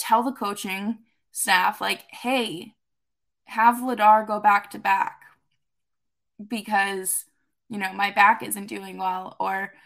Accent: Boston, Massachusetts, United States; I'm also from Boston

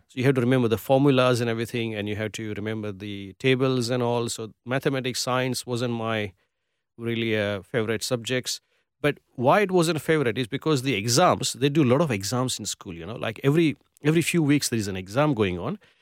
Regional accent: Gujarat, India; also born or lived in Mumbai, India; now in Perth, Australia; I come from Gujarat, which is a Gujarati community

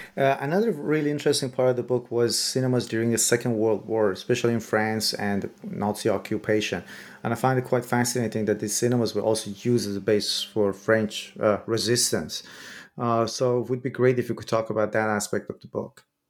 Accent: Iran; I'm from Iran myself

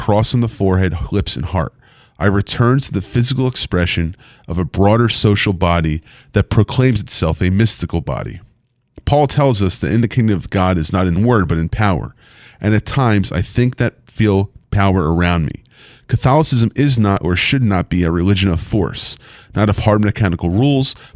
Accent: United States; I, as an American Jew, have my own connection to the State of Israel

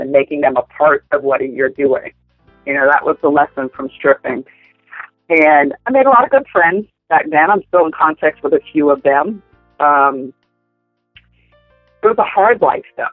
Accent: Central Florida, United States; also born or lived in Tennessee / Clearwater, Florida / Orlando, Florida; I grew up in Central Florida

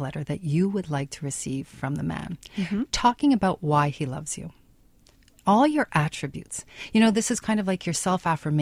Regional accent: Canada; we're Canadian

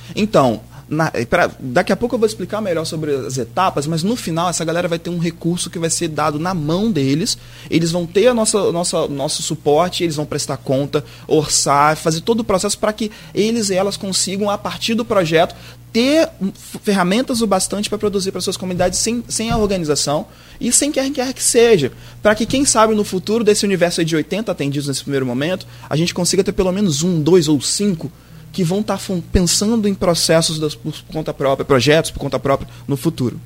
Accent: Campos dos Goytacazes, Rio de Janeiro, Brazil; eu sou de Campos e sou neto de uma figura conhecida aqui, Jorge da Paz Almeida, Jorge Chinês

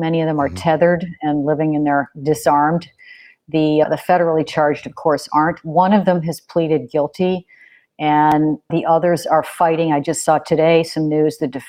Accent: southeastern Michigan, United States; moved away; also born or lived in Illinois / Chicago; I'm from Michigan. I'm from the southeastern part of the state.

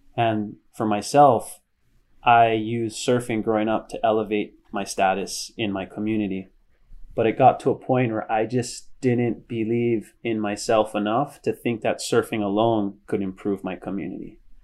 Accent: Hilo, Hawaii, United States; moved away as an adult; also born or lived in San Diego, California; I come from Hilo, which is a really small town.

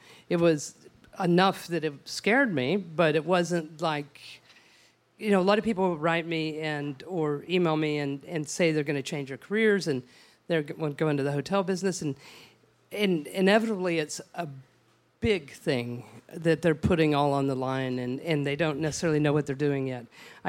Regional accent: Odessa, Texas, United States; I'm from West Texas. And in my hometown of beautiful Odessa, my family is still in the ranching business

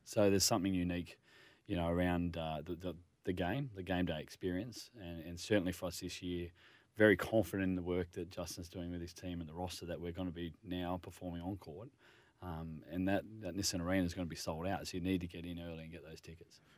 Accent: Northern Rivers, New South Wales, Australia; moved away; I'm originally from the Northern Rivers

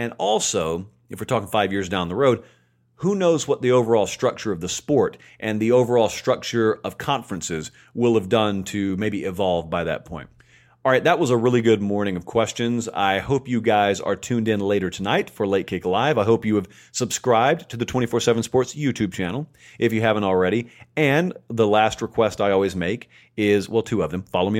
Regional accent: the South, United States; that's 30 minutes down the road from where I grew up here in the South

